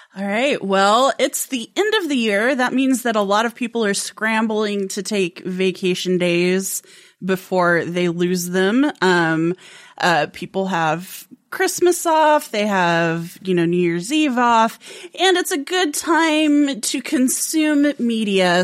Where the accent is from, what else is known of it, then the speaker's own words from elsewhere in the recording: Colorado, United States; moved away; I grew up in Colorado